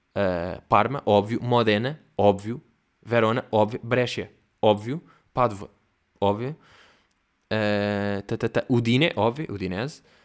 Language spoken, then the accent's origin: Portuguese; Portugal; eu sou português